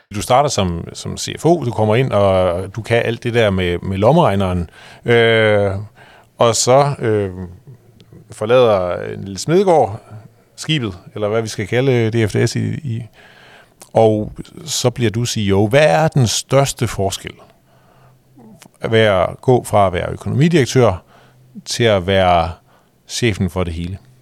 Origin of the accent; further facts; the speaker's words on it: Jutland, Denmark; jeg kommer også derfra